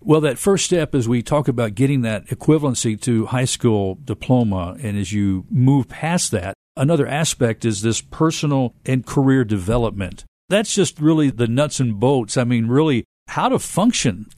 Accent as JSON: {"language": "English", "town": "Memphis", "region": "Tennessee", "country": "United States", "tie": "born or raised there", "said": "I myself am a lifelong Memphian."}